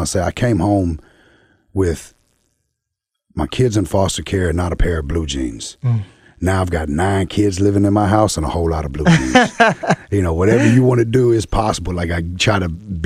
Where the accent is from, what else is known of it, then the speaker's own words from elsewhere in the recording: the South, United States; I'm from the South